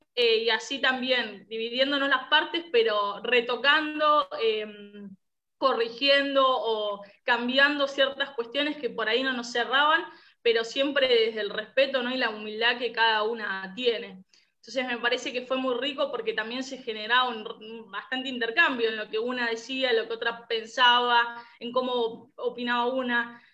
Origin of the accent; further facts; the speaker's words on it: San Justo, Buenos Aires Province, Argentina; soy también de, Buenos Aires, de los alrededores de la capital, diócesis de San Justo